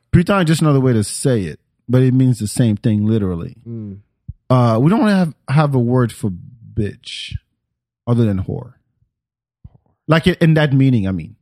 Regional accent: France; moved away; I grew up in France

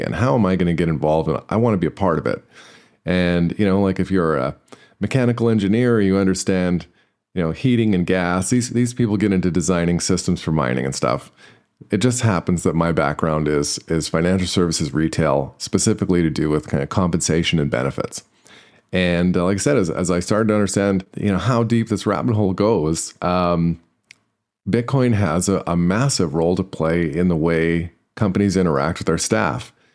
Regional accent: Canada; I'm Canadian

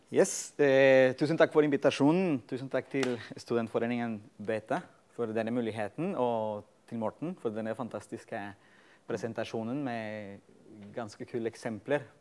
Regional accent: Colombia; moved away as an adult; now in Norway; egentlig mitt eh, samfunnsengasjement begynte da jeg var student eh, på et universitet i Colombia. Jeg kommer opprinnelig fra Colombia.

